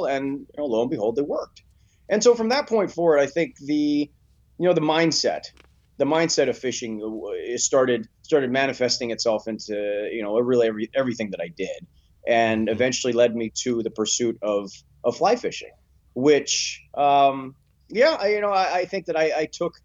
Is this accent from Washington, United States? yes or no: yes; Bremerton, Washington, United States; As a child, I grew up in the Northwest Bremerton area